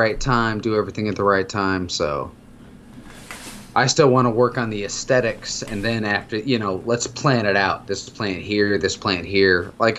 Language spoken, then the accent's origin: English; Arizona, United States; moved away; I grew up in Arizona. We had rocks for decoration. We didn't have grass. You had different color gravel.